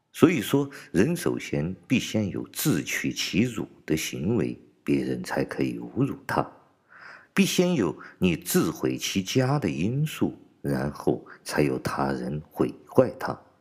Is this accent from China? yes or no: yes; China; 作为中国人，我感觉到很羞耻， 我也感觉到是我作为中国人的一个耻辱